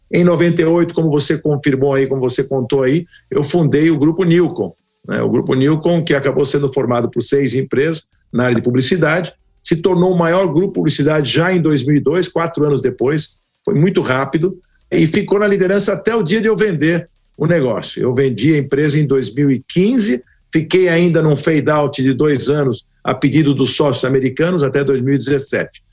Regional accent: Brazil; Eu sou filho de imigrantes húngaros, meus pais vieram da Hungria. E lá em 1948 eu nasci no Brasil

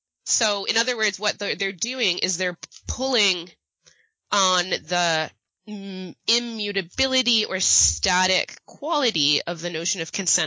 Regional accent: Canada

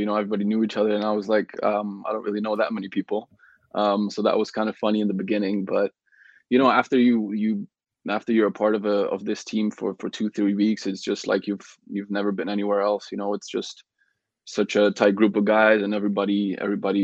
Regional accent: Belgium; moved away as an adult; also born or lived in Netherlands; now in Canada; So I grew up in Belgium my whole life

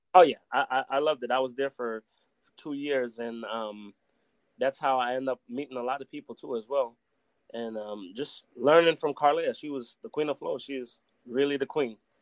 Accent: Compton, California, United States; moved away as an adult; also born or lived in Belize; now in Las Vegas, United States; I grew up in Compton, California

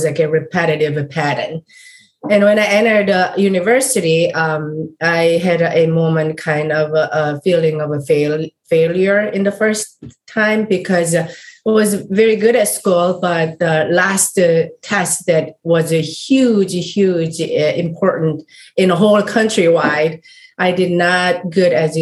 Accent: South Korea; moved away; I'm coming from South Korea, completely opposite side of the world, and I grew up in a Buddhist family

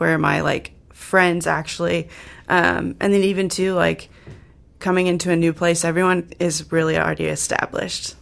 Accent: Indiana, United States; moved away as an adult; now in South Dakota, United States; I'm from Indiana and I went to school there

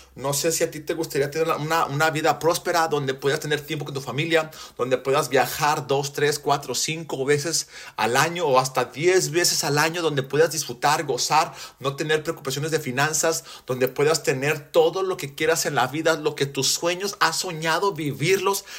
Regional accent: Mexico; en México, donde yo soy, porque soy mexicano, soy gringo de cascarón, mexicano de corazón

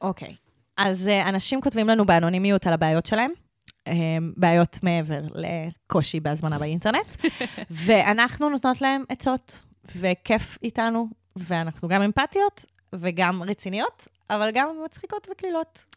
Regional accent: Israel; accent: Israeli; יש לי הכי מבטא ישראלי שאני אומרת

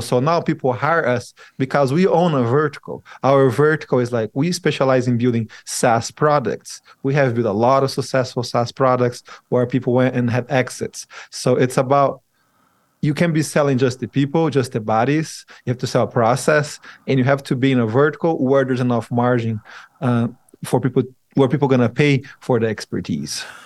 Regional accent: Brazil; now in Utah, United States; I moved to Utah. I'm originally from Brazil

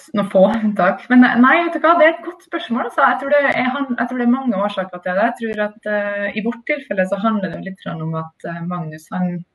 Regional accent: Trondheim, Trøndelag, Norway; now in Oslo, Norway; jeg er i hvert fall født og oppvokst i Trondheim

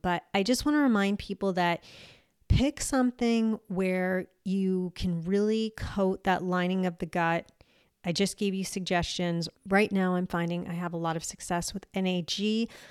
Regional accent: United States; moved away as an adult; also born or lived in Eastern Europe; I am American and I've been back in the U S for twenty-something years

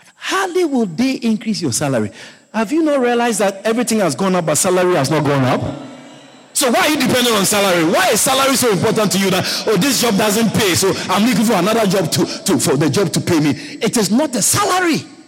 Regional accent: Ghana; moved away; growing up in Africa, growing up in Ghana

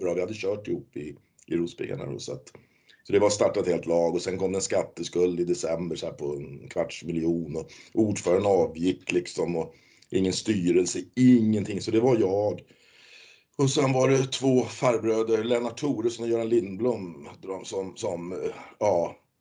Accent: Hallstavik, Stockholm County, Sweden; Jag är ju från Hallstavik också. Vi är ju två lokala

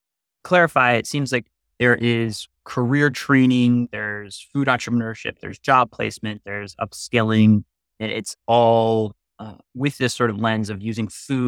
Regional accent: Brooklyn, New York, United States; I am a New Yorker, a Brooklynite to be specific, through and through

